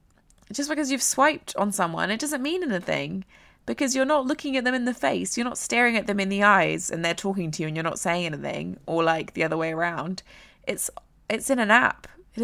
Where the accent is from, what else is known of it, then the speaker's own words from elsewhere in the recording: South East England, United Kingdom; accent: slightly American accent; also born or lived in Southampton / London; I have a very weird accent. I am from England. I'm from Surrey. I've only ever lived in Surrey, then Southampton, and then London. So all in the south of England.